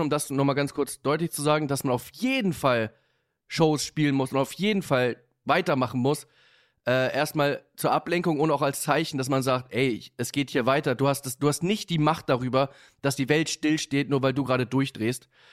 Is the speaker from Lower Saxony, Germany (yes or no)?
no; Hamburg, Germany; ich bin in Hamburg-Bergedorf groß geworden